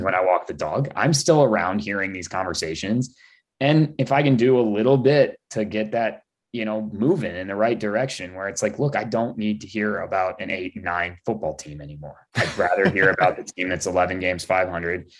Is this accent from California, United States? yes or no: no; Cleveland, Ohio, United States; I'm from Cleveland